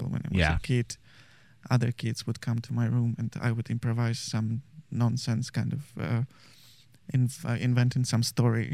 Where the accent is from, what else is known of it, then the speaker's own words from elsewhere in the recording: Maryina Horka, Minsk Region, Belarus; moved away; I'm from a small town 70 kilometers from Minsk.